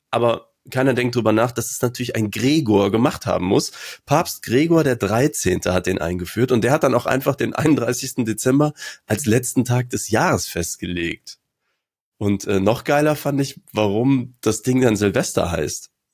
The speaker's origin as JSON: {"language": "German", "town": "Aachen", "region": "North Rhine-Westphalia", "country": "Germany", "tie": "born or raised there"}